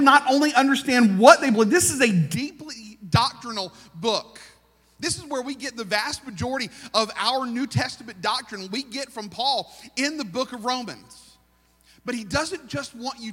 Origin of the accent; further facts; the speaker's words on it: United States; I am very American